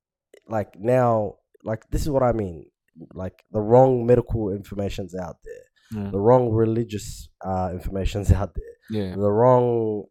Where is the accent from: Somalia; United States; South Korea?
Somalia; moved away; I come from Somalia, bro, and we don't have a government